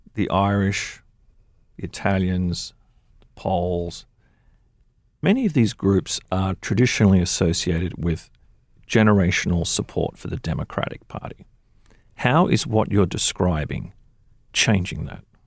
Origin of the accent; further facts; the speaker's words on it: Australia; now in United States; I was born in Australia